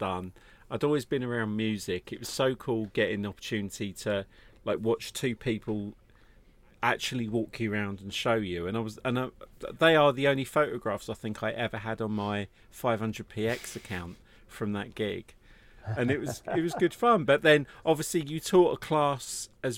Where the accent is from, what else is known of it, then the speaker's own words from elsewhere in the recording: United Kingdom; being British